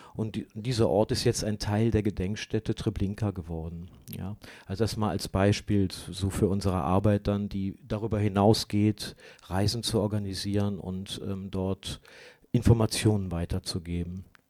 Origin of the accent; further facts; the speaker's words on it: Germany; für uns als Deutsche